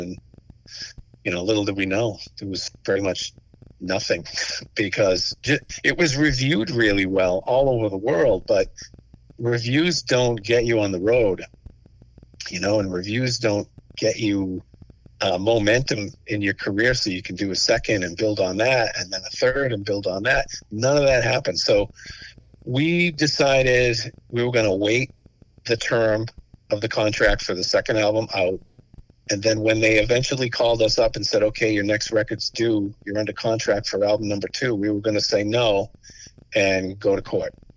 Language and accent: English; Stoughton, Massachusetts, United States; We're from Stoughton on the South Shore